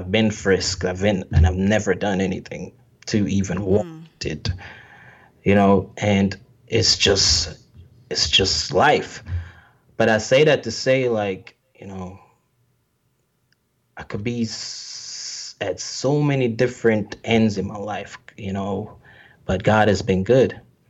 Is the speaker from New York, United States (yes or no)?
yes; New York, United States; growing up in New York as a black male, I'm telling you, it's not easy.